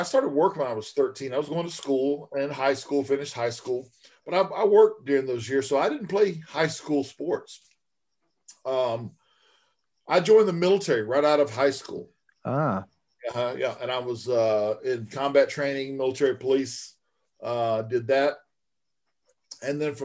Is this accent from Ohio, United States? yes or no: no; Florida, United States; now in Arizona, United States; I'm from Florida. And so I got to watch a lot of Florida championship wrestling. My stepfather was really into it. And so I would watch it with him. The matches would come to my hometown occasionally.